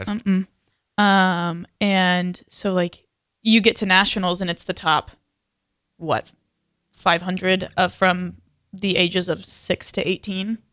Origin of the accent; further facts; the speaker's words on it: Texas, United States; moved away; I'm from Texas.